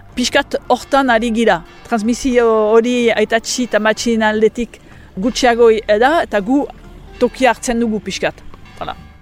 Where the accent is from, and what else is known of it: French Basque Country, Nouvelle-Aquitaine, France